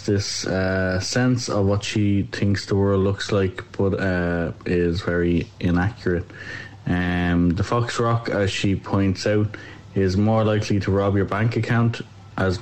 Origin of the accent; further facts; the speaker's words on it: Dublin, Leinster, Ireland; I came from Ballymun.